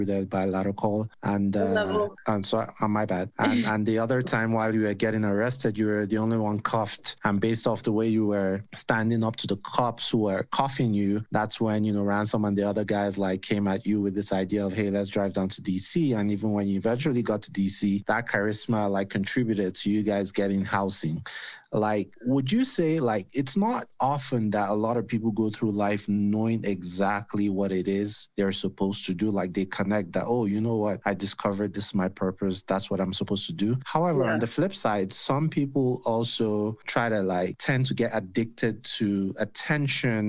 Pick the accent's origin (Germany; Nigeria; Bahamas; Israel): Nigeria; now in United States; back home in Nigeria